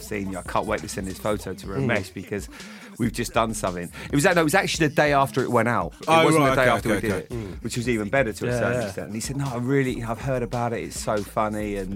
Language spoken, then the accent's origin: English; Bournemouth, South West England, United Kingdom; Growing up in Bournemouth